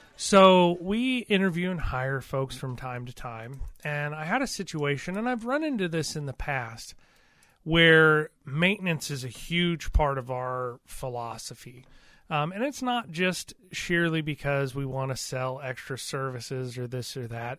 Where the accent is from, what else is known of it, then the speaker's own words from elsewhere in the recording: Missouri, United States; We're from Missouri